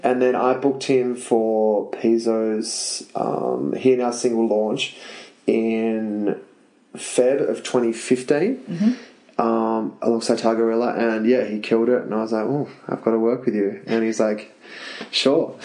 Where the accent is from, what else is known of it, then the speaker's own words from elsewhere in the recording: Tasmania, Australia; moved away; I'm from Tassie. I know what the country's like.